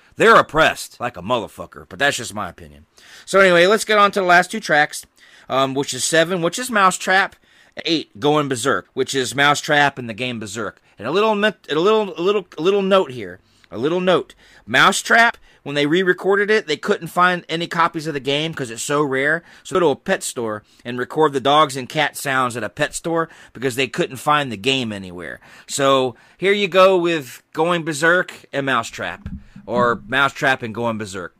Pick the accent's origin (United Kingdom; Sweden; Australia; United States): United States; Georgia; I grew up in Georgia. We had big yards